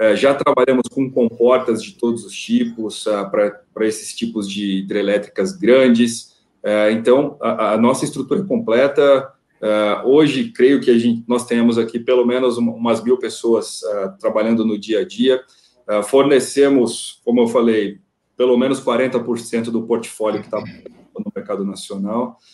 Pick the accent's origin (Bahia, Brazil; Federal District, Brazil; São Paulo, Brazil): São Paulo, Brazil; Ilha Solteira; não sou nascido em Ilha Solteira, mas eu vivi 26 anos da minha vida por lá